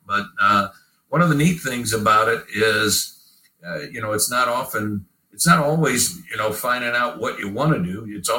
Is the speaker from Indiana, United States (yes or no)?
yes; Indiana, United States; moved away as an adult; also born or lived in Alabama; now in Southern Pines, United States; I came from Indiana